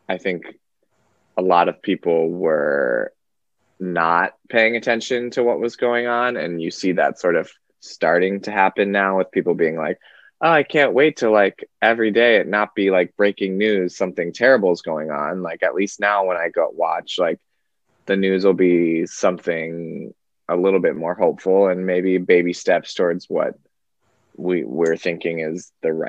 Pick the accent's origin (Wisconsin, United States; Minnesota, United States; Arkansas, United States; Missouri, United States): Wisconsin, United States; moved away as an adult; also born or lived in Nevada / New York; now in California, United States; I grew up in Wisconsin, but I was born in California and lived in Nevada for a little bit of my life